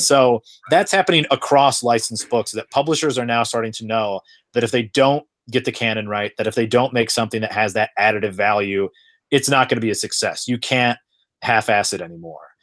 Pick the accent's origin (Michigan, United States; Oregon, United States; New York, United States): Michigan, United States; Flint; moved away; I'm originally from Flint, Michigan